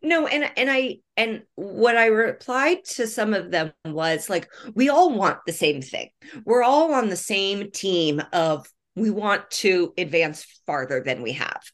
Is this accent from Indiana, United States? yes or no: yes; Indianapolis, Indiana, United States; I'm born and raised in Indianapolis